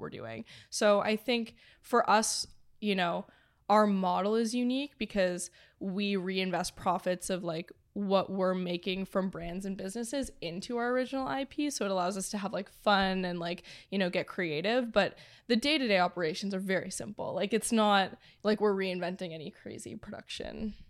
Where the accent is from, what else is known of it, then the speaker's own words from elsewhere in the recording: Toronto, Ontario, Canada; moved away as an adult; now in Los Angeles, United States; born and raised in Toronto.